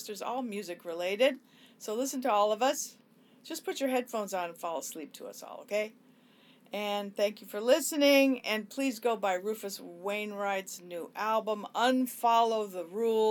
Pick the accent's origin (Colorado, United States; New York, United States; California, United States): California, United States; Los Angeles; growing up in Hollywood and the Sunset Strip